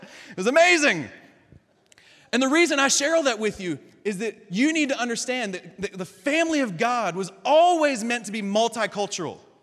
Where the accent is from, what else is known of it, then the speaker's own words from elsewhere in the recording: Kentucky, United States; we're all from Kentucky, we're all from the South, we're all a bunch of rednecks.